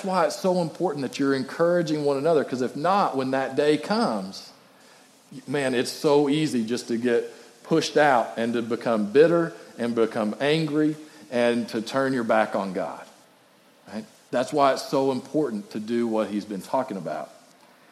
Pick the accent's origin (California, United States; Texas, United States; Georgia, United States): Texas, United States; West; growing up in West Texas